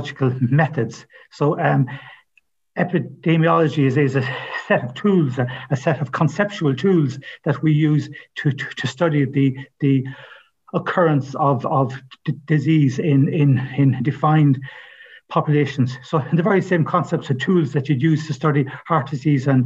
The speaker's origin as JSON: {"language": "English", "town": "Ballymote", "region": "Connacht", "country": "Ireland", "also_born_or_lived": "Galway", "moved": "yes", "said": "I'm from Ballymote, County Sligo"}